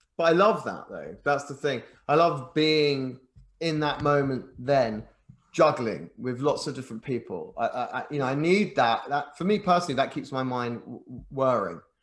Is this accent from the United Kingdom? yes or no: yes; England, United Kingdom; also born or lived in Japan; an Englishman